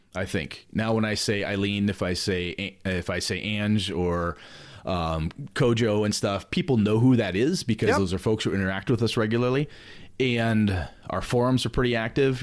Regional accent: Wausau, Wisconsin, United States; also born or lived in Madison, Wisconsin; I'm actually back in my hometown of Wausau now, but I moved from Wausau to Madison for college.

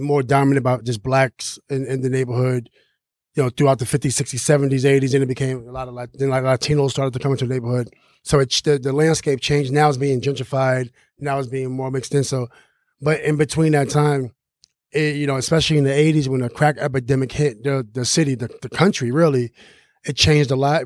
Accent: New York City, New York, United States; growing up in Queensbridge Project, we live in the biggest federal housing projects

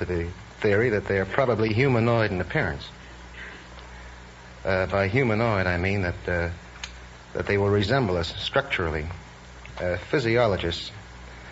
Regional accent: New York City, New York, United States

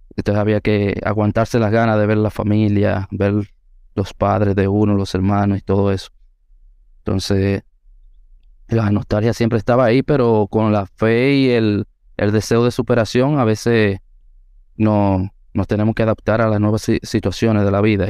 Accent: San José de Ocoa, Dominican Republic; Aunque nací y me crié en el mismo municipio de Ocoa, en el pueblo

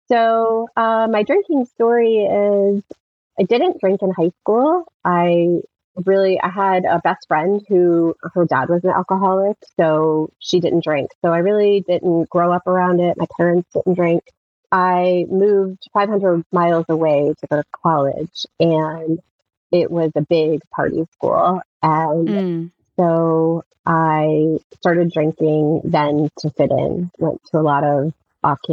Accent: rural Pennsylvania, United States; moved away as an adult; we actually moved back to my hometown in rural Pennsylvania 5 years ago

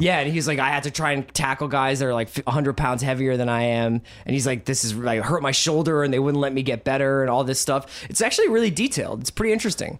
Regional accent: Philadelphia, Pennsylvania, United States; I grew up in Philly with Randall Cunningham

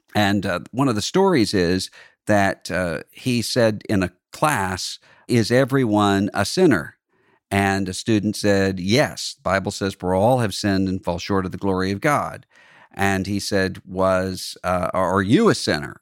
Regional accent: Mississippi Gulf Coast, United States; moved away; I'm from Mississippi, but I'm from a part of Mississippi that isn't what you think

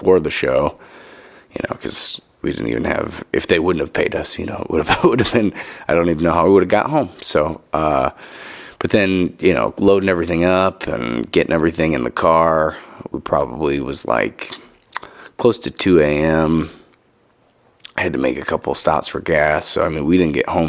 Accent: Pontiac, Illinois, United States; that's my hometown, Pontiac

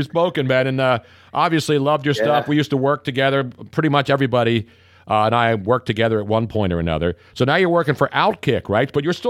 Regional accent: Philadelphia, Pennsylvania, United States; You know I'm from Philly.

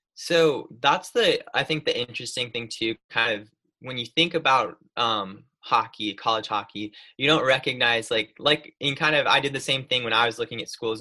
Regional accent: Lansing, New York, United States; moved away as an adult; now in North Carolina, United States; I'm technically from a tiny little town called Lansing, just outside of it

